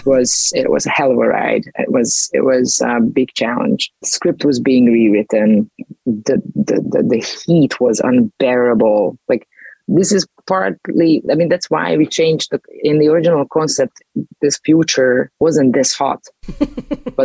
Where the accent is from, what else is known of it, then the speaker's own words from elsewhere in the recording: Budapest, Hungary; in Budapest, my hometown, because I'm Hungarian